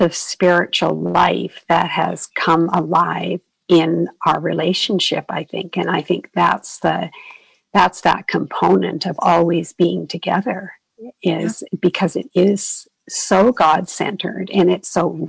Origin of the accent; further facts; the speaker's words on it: Canada; moved away as an adult; now in Arizona, United States; I'm from Canada originally, and we moved down to Arizona with my husband's company